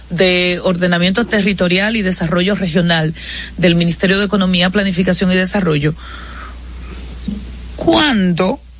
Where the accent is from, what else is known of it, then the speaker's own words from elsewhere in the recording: San Francisco de Macorís, Duarte, Dominican Republic; en San Francisco de Macorís, mi pueblo hermoso, precioso, lo mejor de que tiene República Dominicana.